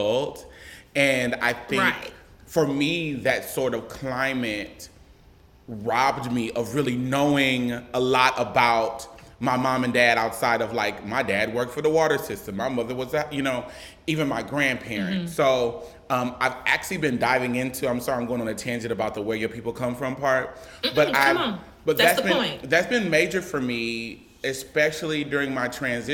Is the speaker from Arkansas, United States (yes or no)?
no; Omaha, Nebraska, United States; I am born and raised in Omaha, Nebraska.